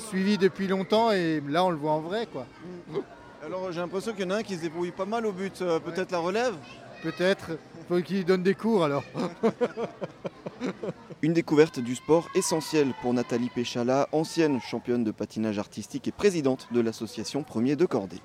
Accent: Alsace, Grand Est, France; je suis alsacien

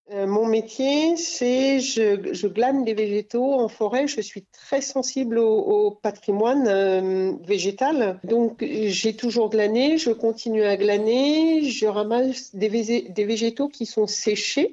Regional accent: Cantal, Auvergne-Rhône-Alpes, France; moved away; also born or lived in Lozère / Paris / Montagne Noire; j'ai passé mon enfance dans le Cantal

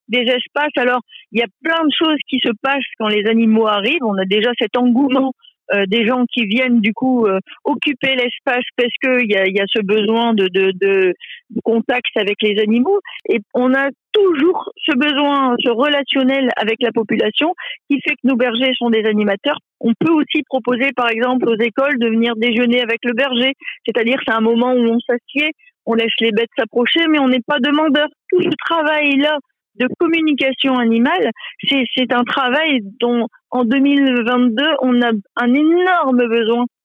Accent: Lille, Hauts-de-France, France; moved away as an adult; also born or lived in Alpes-de-Haute-Provence; now in Lille, France; retourner dans ma région d'origine, qui est Lille.

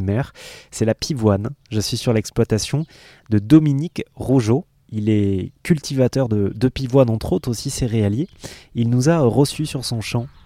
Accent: France; chez nous en France

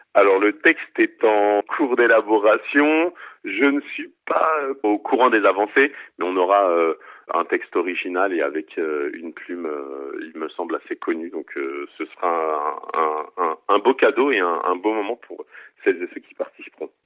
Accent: Seine-Saint-Denis, Île-de-France, France; je suis natif de Seine-Saint-Denis, je réside toujours en Seine-Saint-Denis.

